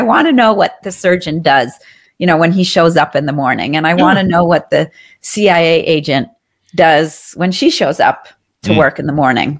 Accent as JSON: {"language": "English", "town": "Paris", "region": "Île-de-France", "country": "France", "tie": "born or raised there", "also_born_or_lived": "New Delhi / Hong Kong", "said": "So I grew up overseas in Paris mm-hmm. and New Delhi and Hong Kong, and I really developed a curiosity in people during those 7 years."}